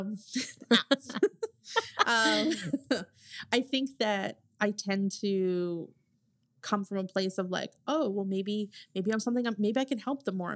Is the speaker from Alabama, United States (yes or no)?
no; New Jersey, United States; I'm from New Jersey